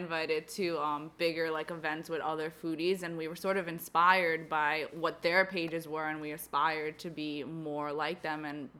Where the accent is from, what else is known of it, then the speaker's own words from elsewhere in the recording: New York City, New York, United States; We were born and raised in Southern Brooklyn.